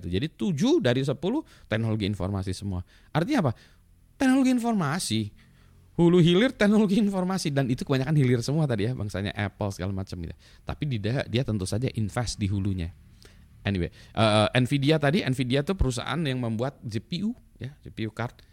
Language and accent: Indonesian; Indonesia; cuma pasportnya aja orang Indonesia